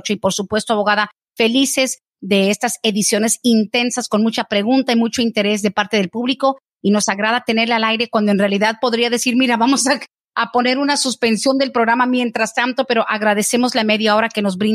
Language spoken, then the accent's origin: Spanish; Mexico; Yo soy mexicana y sé que a los de México es muy difícil que podamos ganar el asilo.